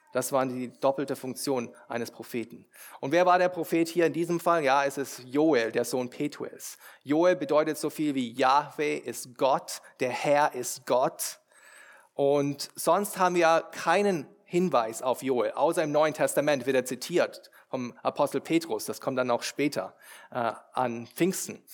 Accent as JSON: {"language": "German", "country": "Germany", "said": "wir als Deutsche"}